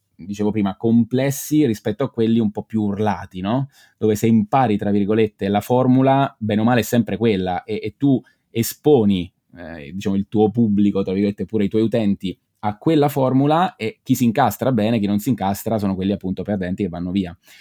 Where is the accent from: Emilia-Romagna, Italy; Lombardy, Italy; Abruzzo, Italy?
Abruzzo, Italy; Pescara; now in Bologna, Italy; io sono originario di, di Pescara, sono abruzzese, ma abito a Bologna con mia moglie